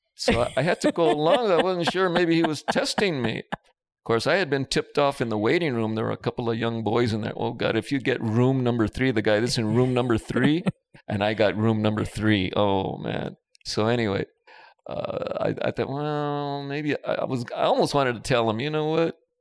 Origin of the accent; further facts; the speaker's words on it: Los Angeles, California, United States; I grew up in East Los Angeles in the Boyle Heights area